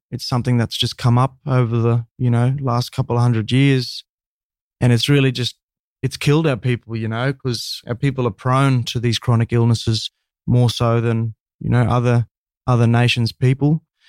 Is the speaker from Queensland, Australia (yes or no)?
yes; Cairns, Queensland, Australia; born and bred in Cairns, Cairns, far north Queensland boy